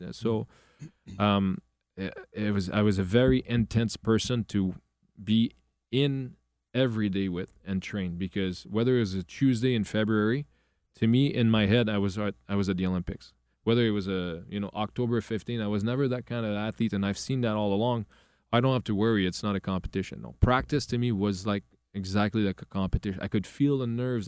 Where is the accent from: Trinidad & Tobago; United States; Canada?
Canada; Quebec; English is a second language; I am from a very, very small area